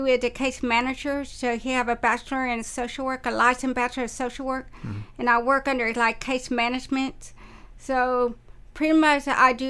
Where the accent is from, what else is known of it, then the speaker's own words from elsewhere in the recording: Waco, Texas, United States; moved away as an adult; also born or lived in Winter Park, Colorado / Brownsville; I was born and raised in Waco, Texas. And then I went to the University of Mary Hardin Baylor. I graduated in 1999. And then I went to Winter Park, Colorado.